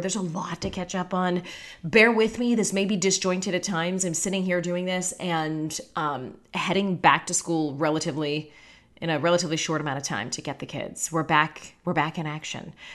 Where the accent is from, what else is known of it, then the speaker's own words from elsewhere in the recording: Pittsburgh, Pennsylvania, United States; now in Orlando, United States; the house that I grew up in in Pittsburgh